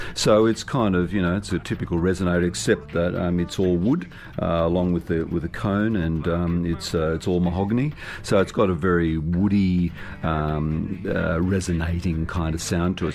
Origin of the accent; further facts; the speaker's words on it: Sydney, New South Wales, Australia; also born or lived in Narrabri, New South Wales; I was, born and bred in Sydney, but uh, during my youth, uh, I did have an extended period of time uh, growing up in northwestern New South Wales